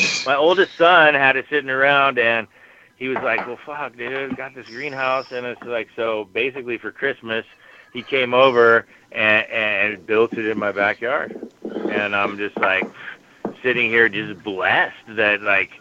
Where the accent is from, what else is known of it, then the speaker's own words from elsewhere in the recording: Pacific Northwest, United States; I grew up in the Pacific Northwest